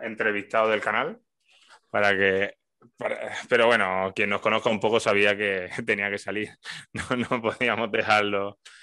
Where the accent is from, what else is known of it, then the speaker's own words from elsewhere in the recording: Alcalá la Real, Andalusia, Spain; si tú tenías una del Atleti de Bilbao en un pueblo de Jaén, en Alcalá